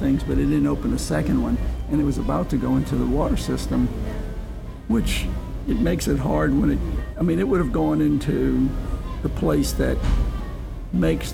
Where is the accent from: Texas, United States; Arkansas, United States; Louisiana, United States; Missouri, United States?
Louisiana, United States; New Orleans; moved away as an adult; now in Houston, United States; I was born and raised in New Orleans